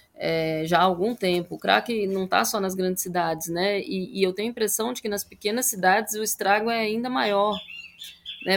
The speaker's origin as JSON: {"language": "Portuguese", "town": "Brasília", "region": "Federal District", "country": "Brazil", "tie": "born or raised there", "said": "eu cresci em Brasília, né? Bem na parte urbana da cidade, no plano piloto"}